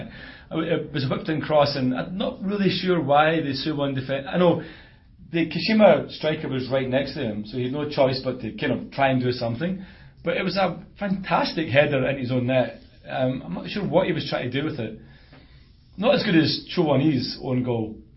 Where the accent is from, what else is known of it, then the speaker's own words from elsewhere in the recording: Glasgow, Scotland, United Kingdom; now in South Korea; I'm from Glasgow.